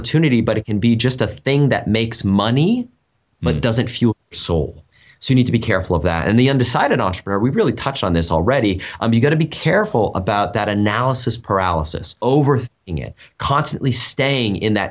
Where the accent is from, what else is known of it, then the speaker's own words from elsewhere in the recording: United States; moved away as an adult; also born or lived in China; We're both American, but we had lived in Asia for about 5 years